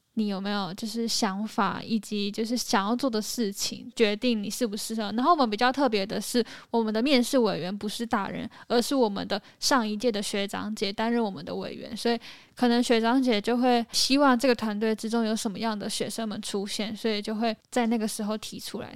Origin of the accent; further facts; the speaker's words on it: Hengchun, Pingtung County, Taiwan; 我是来自台湾正南端屏东县恒春镇的